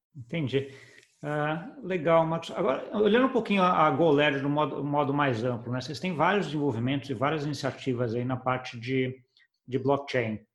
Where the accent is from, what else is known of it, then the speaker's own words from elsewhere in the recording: Brazil; eu, como brasileiro